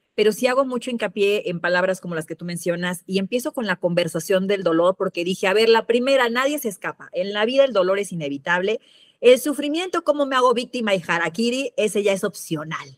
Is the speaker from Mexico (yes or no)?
yes; Mexico City, Mexico; moved away; also born or lived in Veracruz; Yo soy de la Ciudad de México